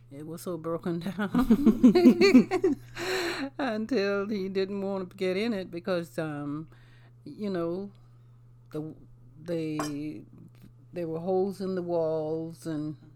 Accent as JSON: {"language": "English", "town": "Ridgeland", "region": "South Carolina", "country": "United States", "tie": "born or raised there", "said": "I grew up in um, Ridgeland, South Carolina."}